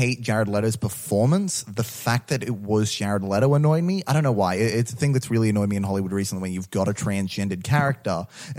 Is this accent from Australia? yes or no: yes; Australia; we're Australian